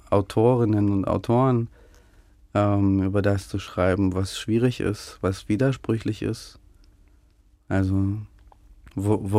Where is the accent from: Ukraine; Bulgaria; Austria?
Ukraine; born there; dass dieses Land, dass mein Geburtsland eingenommen werden könnte und aufhören könnte, so zu existieren